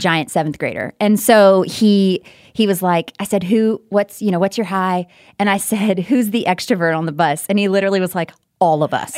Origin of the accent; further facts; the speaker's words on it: Texarkana, Texas, United States; also born or lived in Louisiana; I was born in Texarkana, Texas